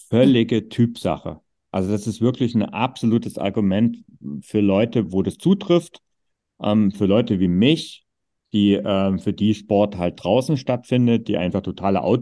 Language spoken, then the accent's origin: German; East Germany, Germany; groß geworden bin, gab es keine Tennishallen. Das war so ein Zeug, was es einfach im Osten nicht gab.